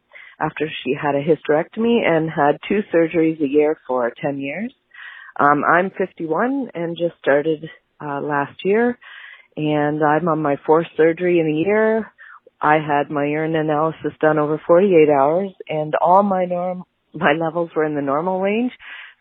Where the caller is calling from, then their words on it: Ontario, Canada; I'm from Ontario, Canada.